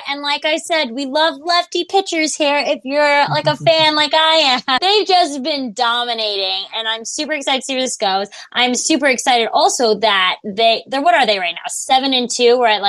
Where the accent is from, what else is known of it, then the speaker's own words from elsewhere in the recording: New York City, New York, United States; I'm actually originally from Queens.